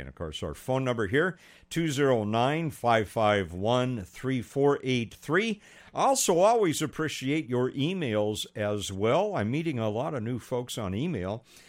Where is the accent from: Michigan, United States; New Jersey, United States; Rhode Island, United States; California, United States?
California, United States; Pasadena; Pasadena, where I grew up. That's my hometown.